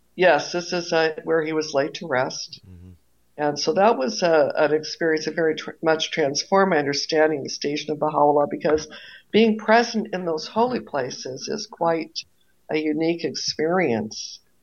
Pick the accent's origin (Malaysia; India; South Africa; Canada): Canada; Toronto, Ontario; moved away as an adult; now in Maine, United States; I grew up in Toronto